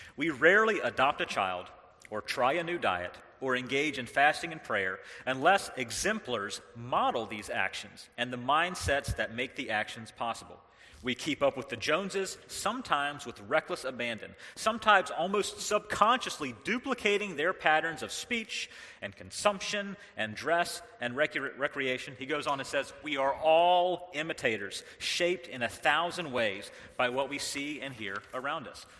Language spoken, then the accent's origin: English; North Carolina, United States; moved away; I was raised in the South, I was raised in North Carolina